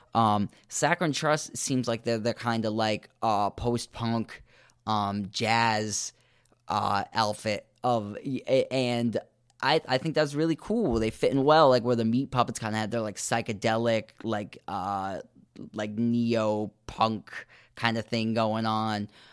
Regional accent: United States; I am American

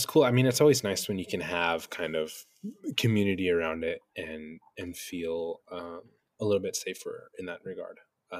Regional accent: New Mexico, United States; In New Mexico.

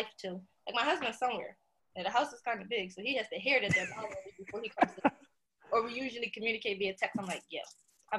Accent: Philadelphia, Pennsylvania, United States; also born or lived in Lock Haven; I'm originally from South Philadelphia. Born and raised. So I lived there my whole entire life until about 17 years old when I went off to college

